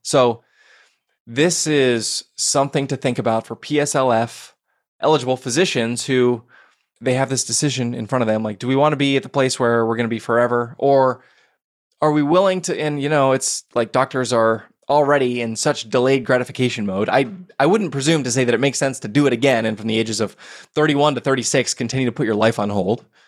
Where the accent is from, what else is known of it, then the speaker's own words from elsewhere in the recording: Portland, Oregon, United States; Portland, Oregon, my hometown